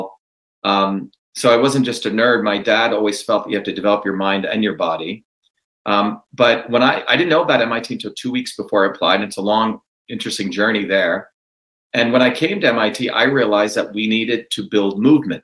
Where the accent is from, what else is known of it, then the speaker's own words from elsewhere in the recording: New Jersey, United States; I grew up in Jersey.